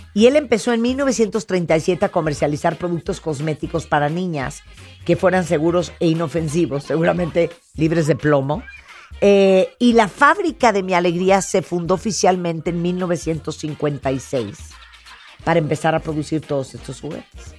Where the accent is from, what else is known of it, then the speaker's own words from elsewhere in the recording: New York, United States; moved away; yo crecí en yo crecí en Nueva York